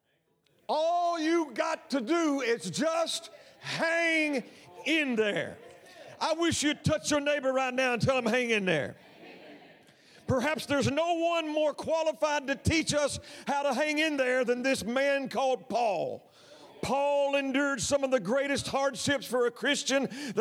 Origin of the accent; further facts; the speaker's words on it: Texas, United States; my home state in Texas